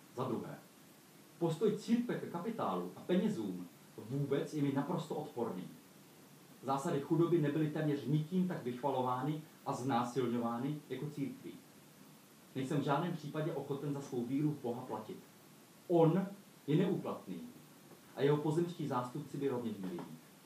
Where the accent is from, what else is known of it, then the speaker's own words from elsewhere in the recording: Olomouc, Olomouc Region, Czechia; jsem přijel z Olomouce, tak tuším svým katolickým citem